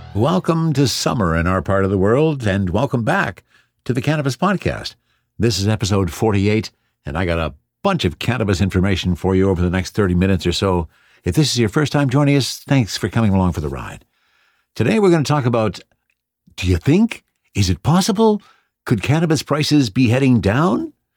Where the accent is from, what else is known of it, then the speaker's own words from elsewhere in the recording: Canada; I'm Canadian